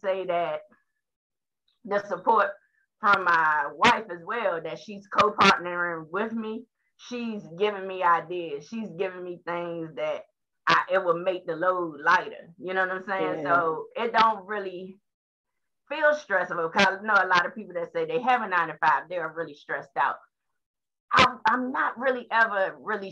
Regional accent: Washington, District of Columbia, United States; I was born on the South Side, Southeast DC

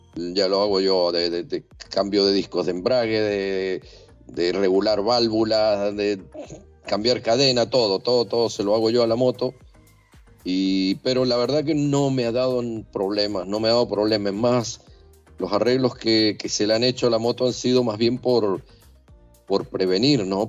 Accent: Mendoza, Argentina; moved away as an adult; Soy de Mendoza, eh, Argentina

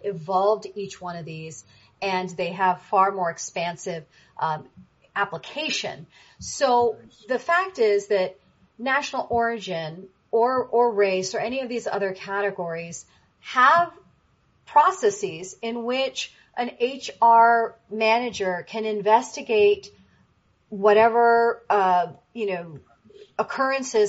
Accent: United States; I'm not an immigrant, right? I'm an American, but my parents were immigrants

